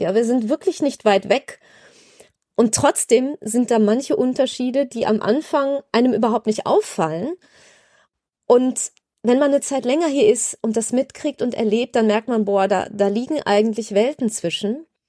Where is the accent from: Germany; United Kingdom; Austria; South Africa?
Germany; moved away as an adult; now in Sweden; dass ich jetzt als Deutsche eben nicht nur als Urlauberin das Land mal bereist habe, sondern hier lebe, mit einem Schweden verheiratet bin